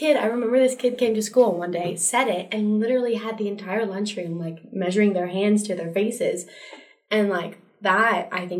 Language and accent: English; Montana, United States; I'm from Montana. Let's just be clear about